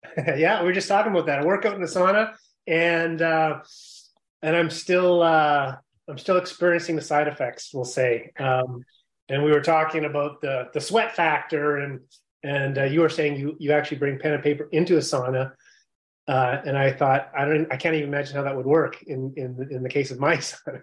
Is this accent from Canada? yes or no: yes; Yukon, Canada; I grew up in the Yukon Territory